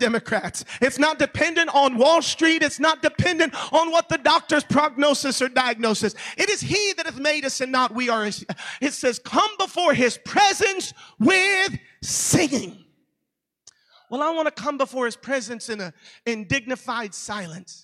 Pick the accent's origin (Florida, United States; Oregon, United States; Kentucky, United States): Florida, United States; Orlando; I live in Orlando. That's my hometown.